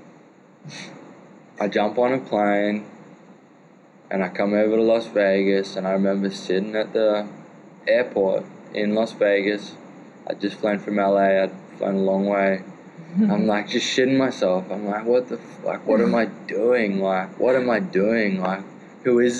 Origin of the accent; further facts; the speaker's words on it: Australia; I'm from Australia.